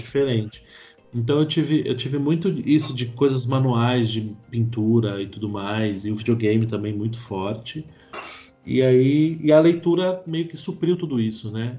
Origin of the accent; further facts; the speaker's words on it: São Paulo, Brazil; also born or lived in Belo Horizonte; eu cresci ali, eu morei ali até os, até os 10